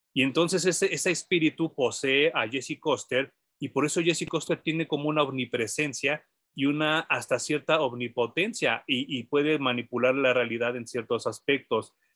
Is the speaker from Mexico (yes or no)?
yes; Mexico; hay gente en México que compra los cómics y que los lee a pesar de que no el inglés no sea nuestro idioma nativo